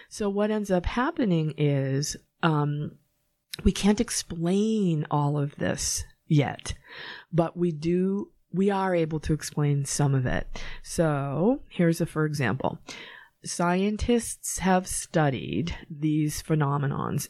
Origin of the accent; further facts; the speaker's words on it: Norwood, Massachusetts, United States; moved away as an adult; also born or lived in California; I actually grew up in Norwood, and you can tell that I'm from Norwood because I say Norwood.